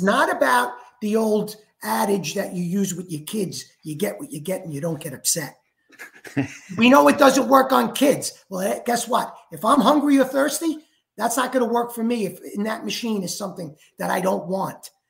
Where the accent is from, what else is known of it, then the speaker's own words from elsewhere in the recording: New York, United States; now in Florida, United States; I am from New York